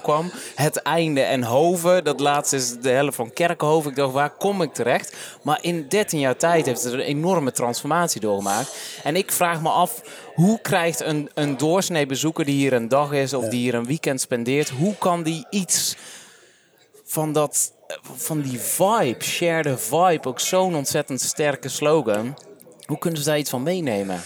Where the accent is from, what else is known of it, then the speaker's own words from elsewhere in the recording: Vlijmen, North Brabant, Netherlands; ik kom uit Vlijmen aan de andere kant van Den Bosch.